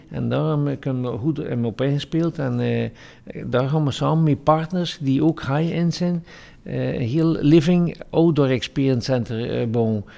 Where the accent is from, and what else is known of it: West Flanders, Belgium